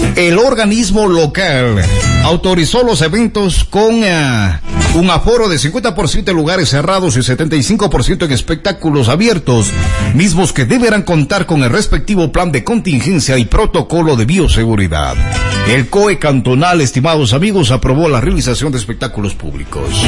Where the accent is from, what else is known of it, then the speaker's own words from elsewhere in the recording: Azogues, Cañar, Ecuador; de dónde somos, pues decíamos de Azogues